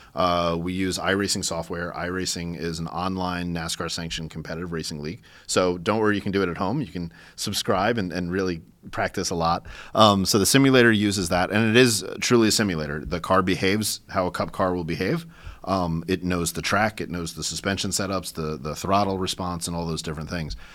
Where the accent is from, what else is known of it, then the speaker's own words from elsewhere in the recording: New York, United States; I'm a New Yorker